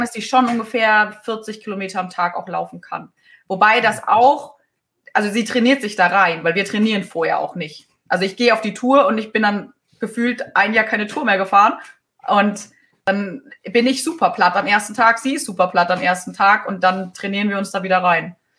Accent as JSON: {"language": "German", "country": "Germany", "said": "als Deutscher"}